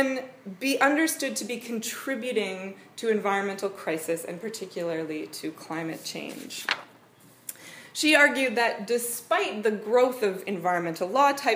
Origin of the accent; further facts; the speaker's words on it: Canada; accent: Canadian; moved away as an adult; also born or lived in New Zealand; now in Wellington, New Zealand; I am also Canadian